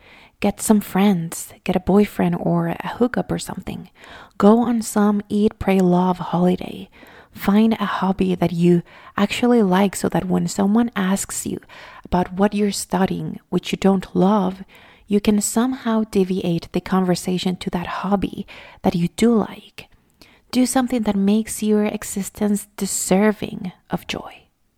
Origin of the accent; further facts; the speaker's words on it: Venezuela; English is a second language; I'm originally from Venezuela, if you don't know.